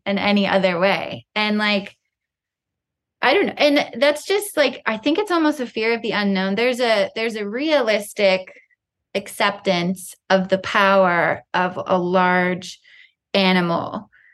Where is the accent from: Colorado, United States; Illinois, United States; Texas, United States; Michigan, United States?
Colorado, United States; I grew up in the West. I grew up with the Rockies outside my bedroom window in Colorado